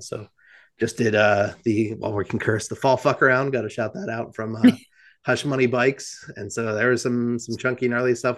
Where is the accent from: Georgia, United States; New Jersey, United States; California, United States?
New Jersey, United States; I'm from New Jersey